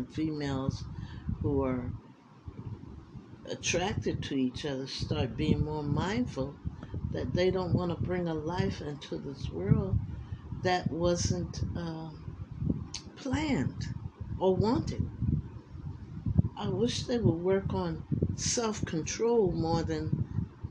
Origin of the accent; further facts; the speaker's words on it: United States; I love this country. It's the only country I know